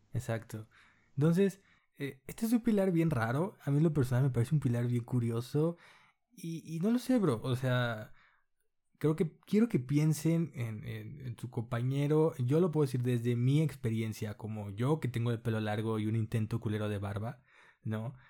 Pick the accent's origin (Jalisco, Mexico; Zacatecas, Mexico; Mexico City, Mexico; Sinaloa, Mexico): Sinaloa, Mexico; Culiacán; en Culiacán, que yo soy de Culiacán